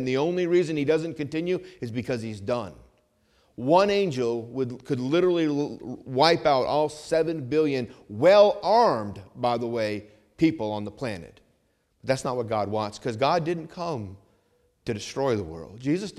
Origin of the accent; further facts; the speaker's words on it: Vermont, United States; I grew up hunting in Vermont, and I'm a great shot.